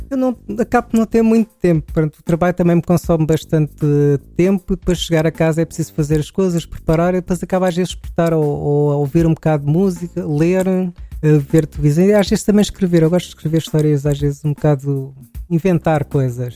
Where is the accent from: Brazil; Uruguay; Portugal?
Portugal; Queluz, Lisbon; also born or lived in Amadora / Massamá; Eu nasci na Amadora, mas estive lá pouco tempo. Aos três meses mudei-me para Queluz, eh, e depois fiz o, o meu percurso todo a partir daí